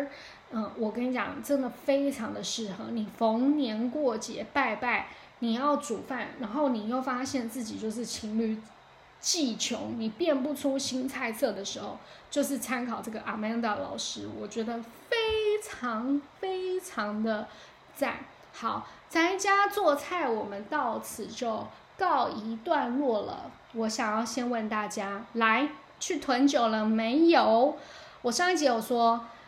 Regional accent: South China, China; 完全体现我就是一个南方人，我不是一个北方人，我也不是西北人。

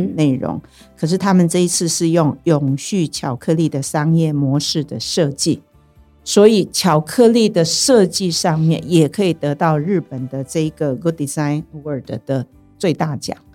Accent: Taiwan; 身为台湾人

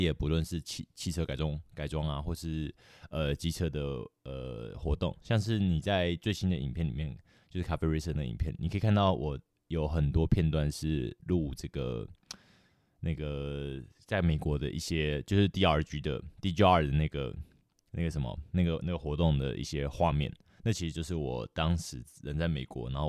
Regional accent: Taiwan; also born or lived in United States; 所以我回来台湾，然后就是去年三月的时候，

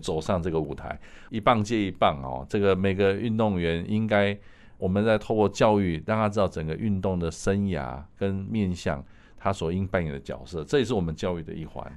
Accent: Taiwan; 我们台湾人来在这部分有很大的潜力

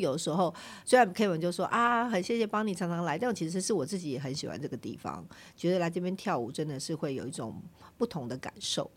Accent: northern Taiwan, Taiwan; 我是北部人嘛

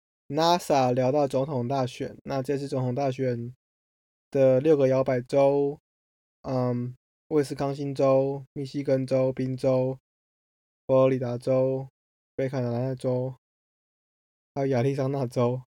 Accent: Taiwan; moved away as an adult; now in Pittsburgh, United States; 所以我第一次从美国来到匹兹堡，应该说我第一次从美国从台湾来美国买单程飞机票。

